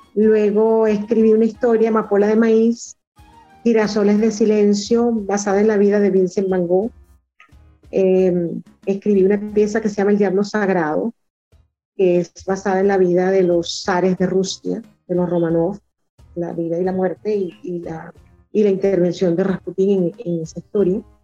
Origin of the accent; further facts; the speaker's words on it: Venezuela; como venezolano